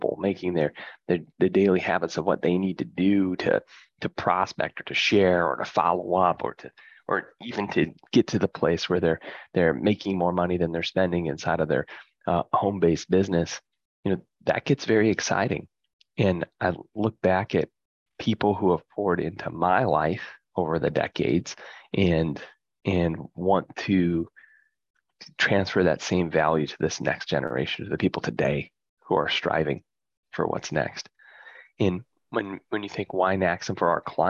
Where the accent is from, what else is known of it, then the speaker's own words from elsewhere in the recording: Midwest, United States; I grew up in the Midwest in a farm town